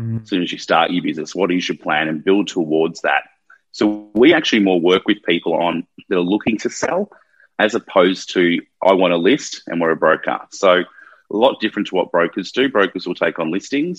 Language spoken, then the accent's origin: English; Melbourne, Victoria, Australia; moved away as an adult; now in Sydney, Australia; I'm from Melbourne originally, been in Sydney for just over 10 years